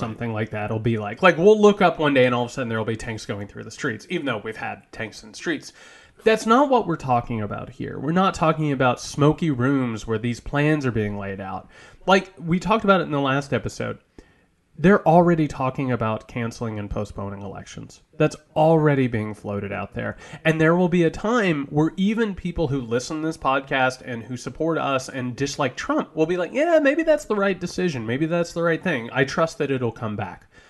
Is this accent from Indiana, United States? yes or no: yes; Indiana, United States; I'm from Indiana